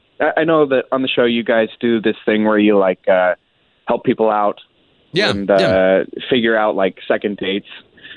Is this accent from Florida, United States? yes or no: yes; Tavares, Florida, United States